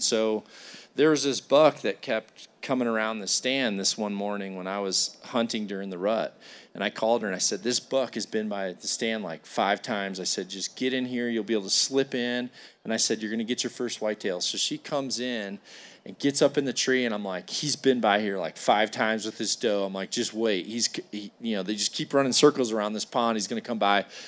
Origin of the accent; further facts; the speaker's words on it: Iowa, United States; I come here from Iowa